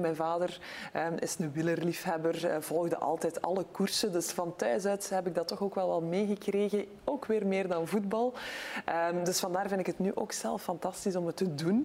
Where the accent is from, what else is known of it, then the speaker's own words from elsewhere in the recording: Belgium; als Belgische, als Europese